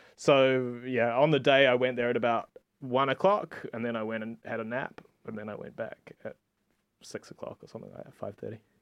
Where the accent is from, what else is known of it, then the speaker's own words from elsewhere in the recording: New Zealand; now in Barcelona, Spain; I'm from New Zealand, whatever, I, I, I live here